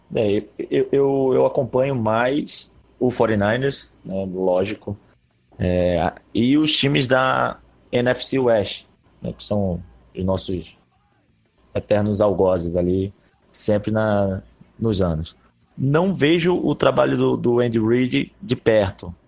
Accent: Pernambuco, Brazil; now in Rio de Janeiro, Brazil; Eu sou pernambucano, mas moro

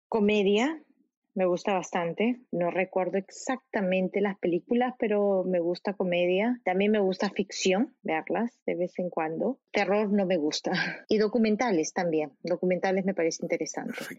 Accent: Lima, Peru; moved away; also born or lived in São Paulo, Brazil; Lima, soy de Lima.

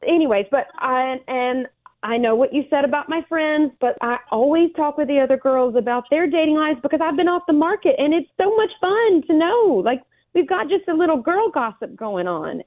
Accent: Alabama, United States; I grew up in Alabama

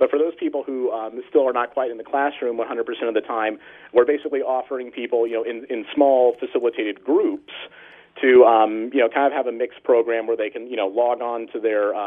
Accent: Northern California, United States; I grew up in Northern California

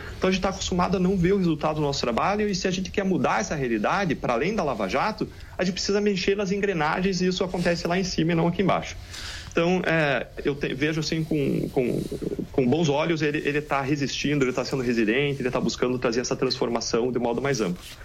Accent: Brazil; nós como brasileiros

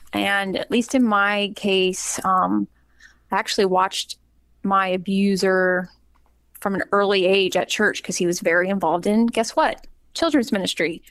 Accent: Charlotte, North Carolina, United States; moved away; grew up in Charlotte and was a very frequent church grower with my family, um, basically until I moved um, away

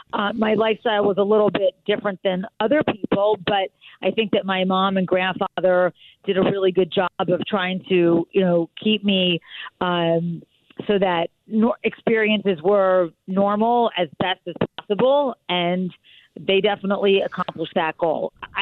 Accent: Philadelphia, Pennsylvania, United States; now in North Carolina, United States; I grew up in Philadelphia. Okay. So I would consider Philadelphia my hometown, yes.

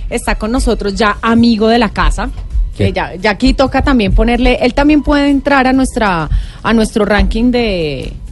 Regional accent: Colombia; y como somos colombianos dejamos la inscripción para la última.

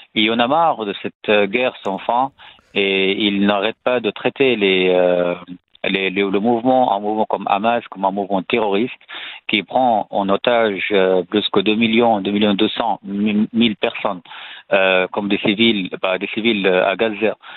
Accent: Syria; French is a second language; moved away as an adult; now in France; je suis né en Syrie, dans une famille salafiste

